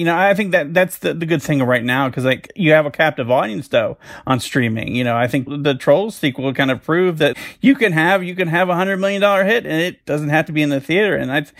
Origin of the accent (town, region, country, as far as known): Northern Virginia, United States; born or raised there